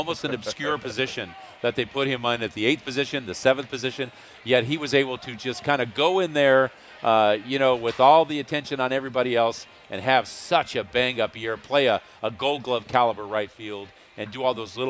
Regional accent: Sacramento, California, United States; I grew up on a farm outside of Sacramento

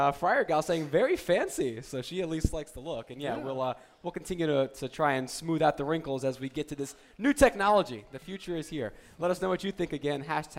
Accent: New Jersey, United States; growing up in New Jersey

